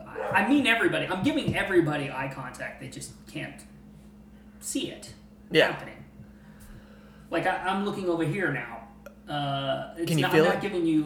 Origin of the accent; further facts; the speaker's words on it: Indiana, United States; I grew up further west in Indiana, but right along that 64, Highway 64 mm-hmm. corridor there.